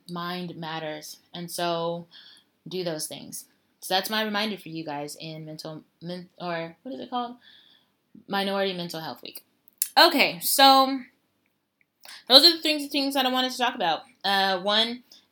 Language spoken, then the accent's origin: English; Denver, Colorado, United States; moved away as an adult; now in China; my hometown Denver